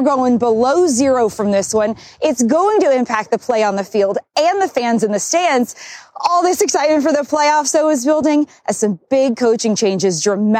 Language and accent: English; Louisiana, United States; I'm from Louisiana, and I'm not built for this weather either, guys.